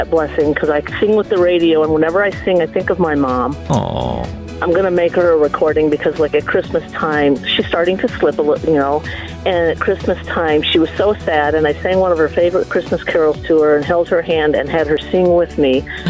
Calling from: Iowa, United States; I'm calling from Iowa

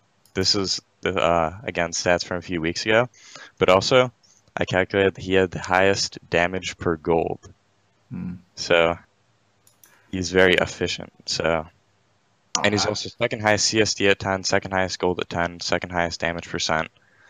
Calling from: Illinois, United States; Western suburbs of Chicago.

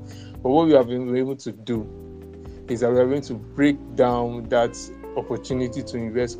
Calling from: Lagos, Nigeria; That's Lagos. I'm speaking from Lagos State, and that's where most of our investments have been so far.

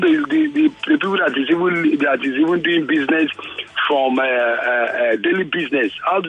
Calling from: Ibeju-Lekki, Lagos, Nigeria; Yes. I'm calling from Ibeji-Lekki.

